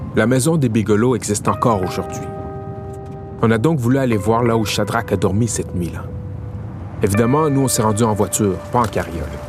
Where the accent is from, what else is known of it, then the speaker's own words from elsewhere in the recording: Montreal, Quebec, Canada; On est de Montréal et on est descendu jusqu'à Norfolk